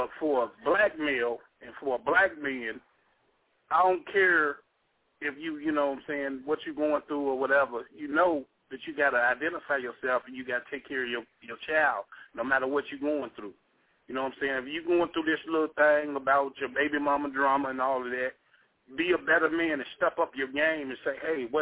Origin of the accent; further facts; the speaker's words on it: Gary, Indiana, United States; moved away; I'm from Gary